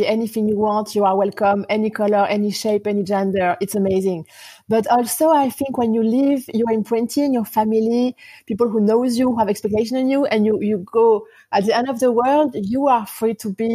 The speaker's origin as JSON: {"language": "English", "country": "France", "tie": "born or raised there", "also_born_or_lived": "United States", "moved": "yes", "lives_now": "Auckland, New Zealand", "said": "I was born in France. I moved in Auckland 7 years ago."}